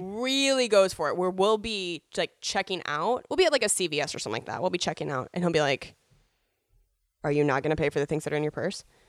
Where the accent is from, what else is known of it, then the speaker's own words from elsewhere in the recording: Spokane, Washington, United States; moved away as an adult; also born or lived in Seattle; now in Los Angeles, United States; being born and raised in Spokane